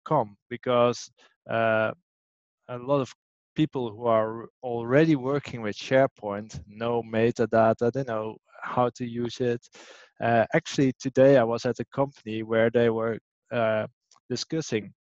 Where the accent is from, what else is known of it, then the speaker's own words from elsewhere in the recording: Amsterdam, North Holland, Netherlands; It's my hometown